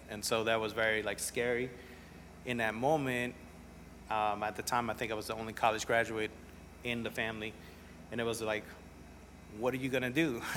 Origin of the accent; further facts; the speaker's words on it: New Orleans, Louisiana, United States; also born or lived in Nicaragua / Mexico City / Montreal / El Salvador; I grew up in New Orleans